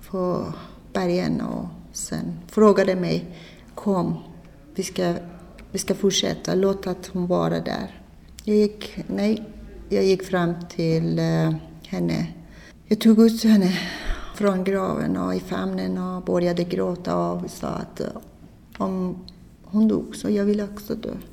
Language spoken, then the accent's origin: Swedish; Iran; Swedish is a second language; moved away as an adult; now in Sweden; Jag kom eh, från Iran. Ursprungligen jag är muslim, men jag konverterade till